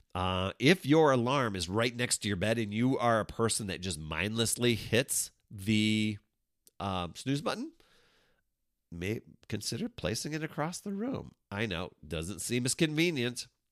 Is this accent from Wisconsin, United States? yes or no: yes; Wisconsin, United States; I grew up in Wisconsin.